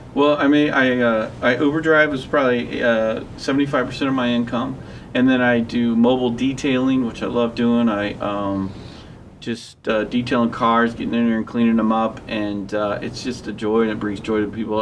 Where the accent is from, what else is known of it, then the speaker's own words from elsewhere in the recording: Ellisville, Missouri, United States; moved away as an adult; also born or lived in Kenosha, Wisconsin; I was brought up here in the West County area, and uh, I was uh, brought up in actually Ellisville.